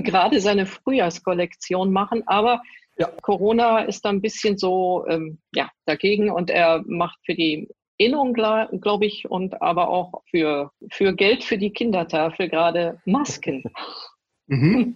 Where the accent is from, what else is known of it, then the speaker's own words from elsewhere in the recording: Duisburg, North Rhine-Westphalia, Germany; Also ich bin in Rheinhausen ja geboren, nicht in, ja. in Duisburg